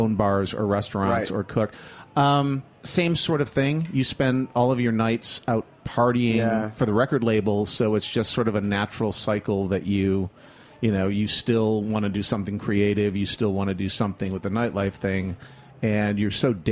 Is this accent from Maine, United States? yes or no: no; Flint, Michigan, United States; moved away as an adult; also born or lived in upstate New York; I'm originally from Michigan, from Flint, Michigan, which beats up Detroit on a regular basis.